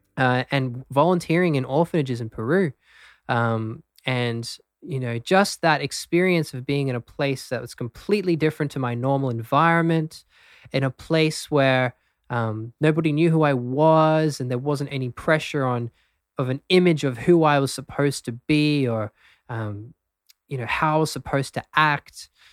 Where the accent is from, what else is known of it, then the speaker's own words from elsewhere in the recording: Brisbane, Queensland, Australia; also born or lived in London, United Kingdom; I'm actually born in the UK, so I was born um, just outside of London, hmm. but grew up in Australia in Brisbane.